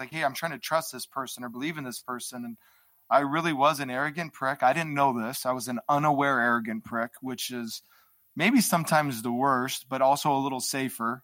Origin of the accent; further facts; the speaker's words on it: Hawaii, United States; I grew up in an environment in Hawaii.